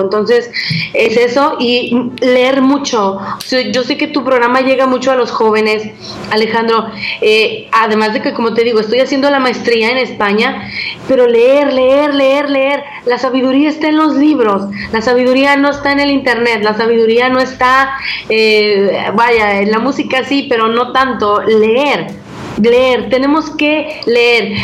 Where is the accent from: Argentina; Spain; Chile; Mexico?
Mexico; como más atlecos o como mexicanos